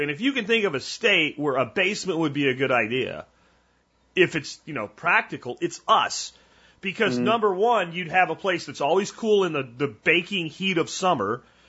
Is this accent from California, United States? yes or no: no; Pennsylvania, United States; like the house I grew up in Pennsylvania had a half basement.